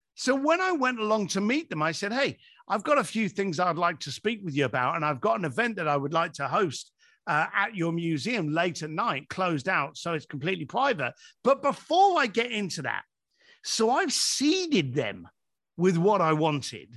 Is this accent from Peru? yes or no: no; London, United Kingdom; I'm an Irish lad from East London